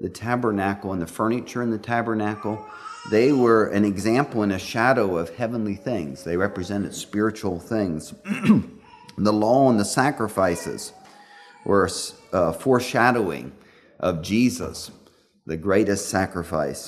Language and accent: English; Pennsylvania, United States; I was a boy growing up in Pennsylvania